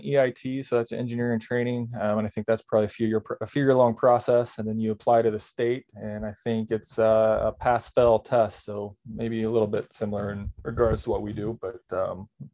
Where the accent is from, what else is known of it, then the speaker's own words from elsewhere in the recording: Southeast Kansas, United States; growing up in Southeast Kansas, there's not a lot of mountains around